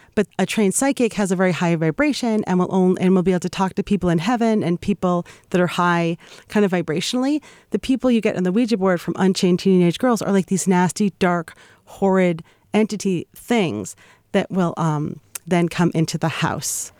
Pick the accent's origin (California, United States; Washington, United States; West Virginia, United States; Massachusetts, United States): Massachusetts, United States; Boston; I'm a Yankee. I'm from Boston